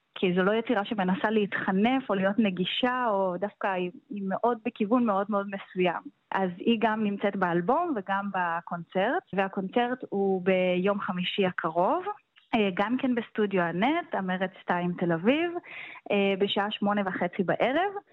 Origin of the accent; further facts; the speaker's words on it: Rehovot, Central District, Israel; also born or lived in Nuremberg, Germany; אני ילידת רחובות ולמדתי כאן בקונסרבטוריון